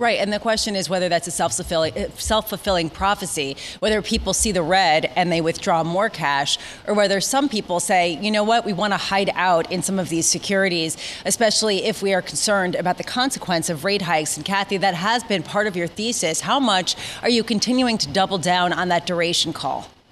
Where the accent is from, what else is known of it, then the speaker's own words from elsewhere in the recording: New York City, New York, United States; I grew up in New York City